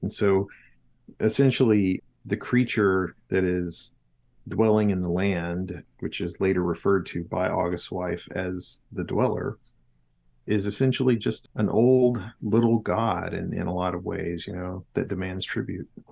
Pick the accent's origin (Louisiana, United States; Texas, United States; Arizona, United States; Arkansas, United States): Arkansas, United States; South; also born or lived in middle Georgia; now in Georgia, United States; I grew up in South Arkansas in Polk Wood Country, paper mills in every small town